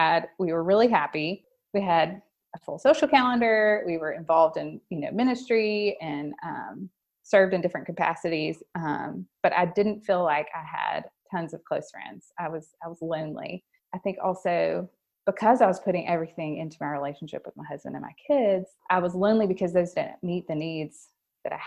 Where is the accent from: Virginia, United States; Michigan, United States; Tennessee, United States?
Tennessee, United States; Memphis; I grew up here in Memphis, lived here most of my life